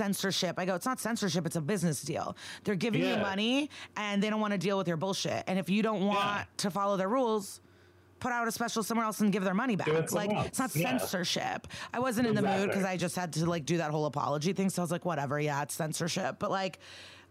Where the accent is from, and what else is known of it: outside of Chicago, Illinois, United States; born or raised there; also born or lived in Ukraine